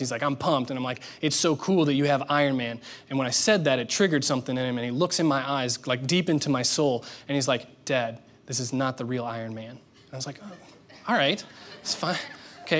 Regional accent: Indiana, United States; moved away; I grew up there in Indiana

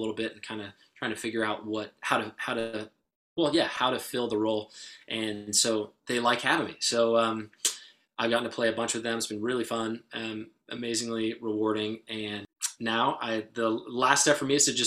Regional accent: Walnut Creek, California, United States; I grew up in Walnut Creek

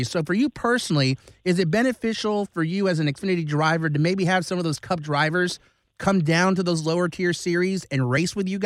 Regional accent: Long Beach, California, United States; I love the Dodgers. I mean, I grew up in Long Beach

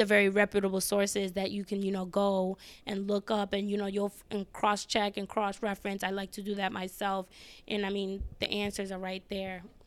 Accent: New York City, New York, United States; moved away as an adult; also born or lived in Ghana (family ancestry); now in Washington, D.C., United States; I am from the Bronx

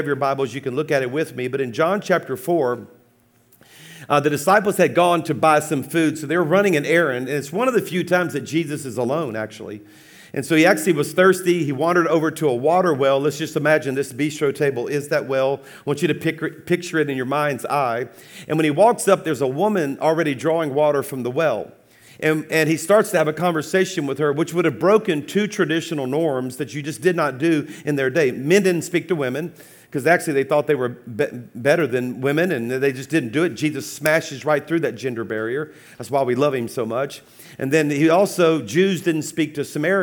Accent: South Louisiana, United States; I'm a Cajun from South Louisiana

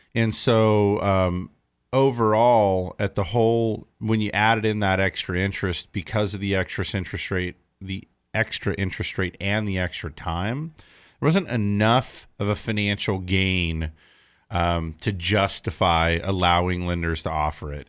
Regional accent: California, United States; I live in California. I always have. I feel like it's just part of being a Californian

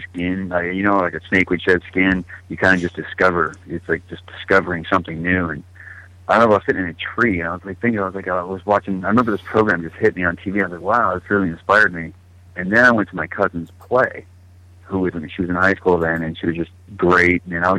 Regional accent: California, United States; also born or lived in Cleveland / Austin / Denver; Well, I was born in Cleveland, Ohio. I moved around from Texas, like Austin area, when I was little, near outskirts of Denver from, like, I don't know, 5, 6, and 7. And then right before I turned 8, I moved to Northern California.

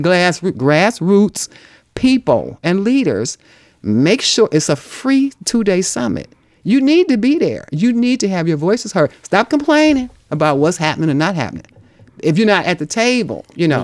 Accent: Cleveland, Ohio, United States; I come from Glenville

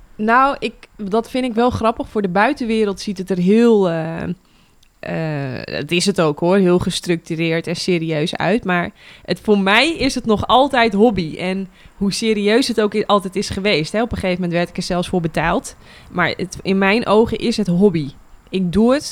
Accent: Netherlands; wij als Nederlanders

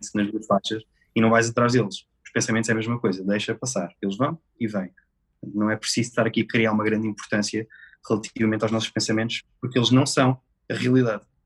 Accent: Rio Maior, Santarém District, Portugal; Eu sou de Romaior, distrito de Santarém

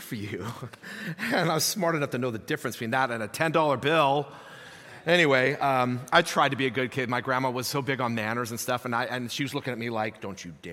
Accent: Hayward, California, United States; I grew up in Hayward, so East Bay

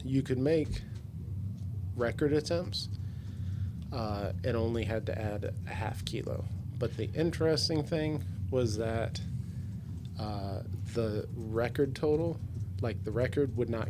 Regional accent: the South, United States; Yeah, I'm from the South.

